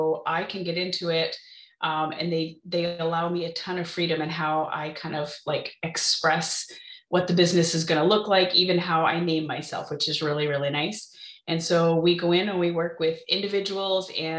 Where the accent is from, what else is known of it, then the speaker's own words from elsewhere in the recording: Maine, United States; moved away as an adult; now in Central Illinois, United States; how we were raised in Maine